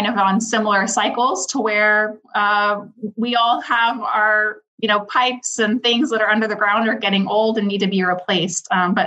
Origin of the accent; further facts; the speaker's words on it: Houston, Texas, United States; also born or lived in Austin, Texas / New Orleans, Louisiana; I'm from Houston. I grew up in Kingwood and other parts of Houston